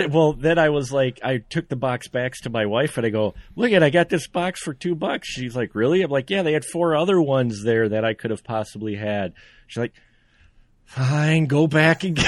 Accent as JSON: {"language": "English", "region": "Central Wisconsin", "country": "United States", "said": "you know Wisconsin, I'm from Wisconsin, Central Wisconsin."}